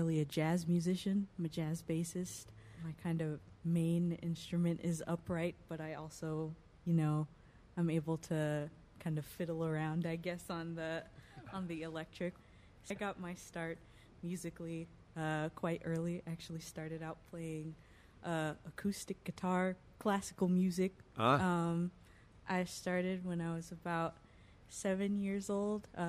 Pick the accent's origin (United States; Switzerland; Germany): United States; Central Ohio; I grew up in Central Ohio